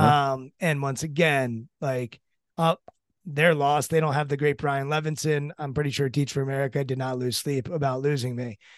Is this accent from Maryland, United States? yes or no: yes; Maryland, United States; I'm from Maryland